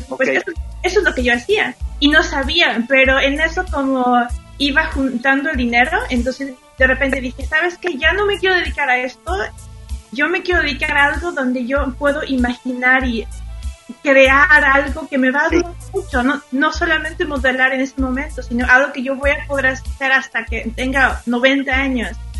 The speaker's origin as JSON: {"language": "Spanish", "town": "Xalapa", "region": "Veracruz", "country": "Mexico", "tie": "born or raised there", "second_language": "Spanish", "moved": "yes", "said": "en Jalapa, Veracruz, donde yo crecí"}